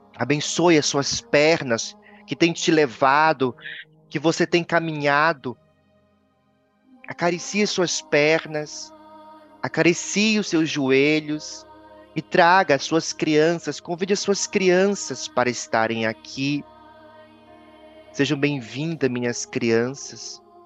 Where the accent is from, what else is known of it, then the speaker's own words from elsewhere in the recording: Marajó, Pará, Brazil; moved away; also born or lived in Belém, Pará; Eu sou marajoara. Né, que nasceu realmente ali no Marajó. E claro, depois eu me mudei para Belém